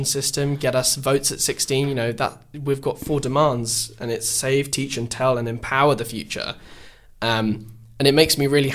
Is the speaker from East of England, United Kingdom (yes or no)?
yes; Epping Forest, East of England, United Kingdom; I'm from Epping Forest and it's a rather conservative constituency